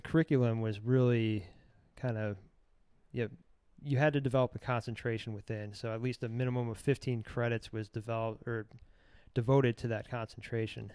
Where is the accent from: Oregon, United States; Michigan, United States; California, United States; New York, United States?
Michigan, United States; growing up in Michigan